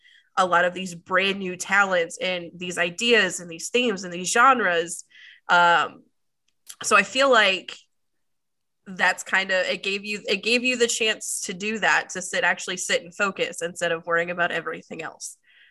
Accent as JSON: {"language": "English", "region": "Maryland", "country": "United States", "tie": "born or raised there", "moved": "yes", "lives_now": "North Carolina, United States", "said": "I grew up in Maryland with Brittany"}